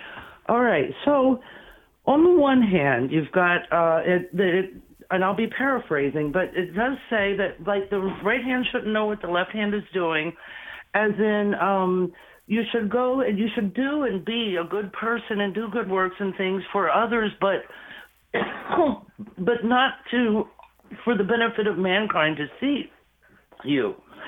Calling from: North Carolina, United States; Hi, I'm … from North Carolina, and I love listening to y'all all the time.

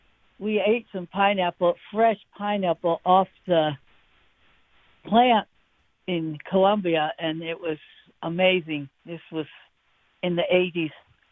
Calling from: near Fitzgerald, Georgia, United States; I'm calling 10 miles north of Fitzgerald.

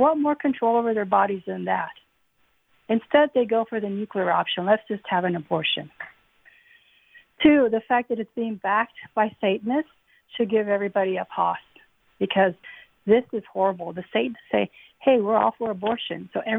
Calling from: Houston, Texas, United States; I'm calling from Houston.

